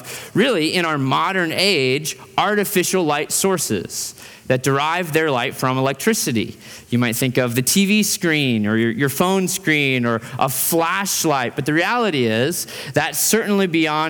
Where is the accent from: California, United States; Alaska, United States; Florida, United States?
Alaska, United States; Fairbanks; now in Boise, United States; In Fairbanks, Alaska, where I grew up